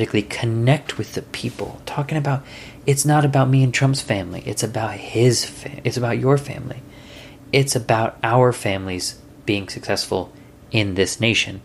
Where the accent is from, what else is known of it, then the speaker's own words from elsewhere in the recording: United States; I'm American